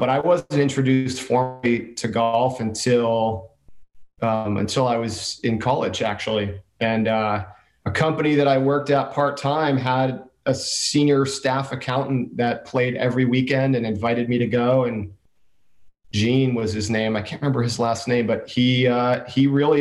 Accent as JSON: {"language": "English", "area": "Jersey Shore", "region": "New Jersey", "country": "United States", "tie": "born or raised there", "moved": "yes", "lives_now": "San Diego, United States", "said": "I was born and raised in New Jersey on the Jersey Shore"}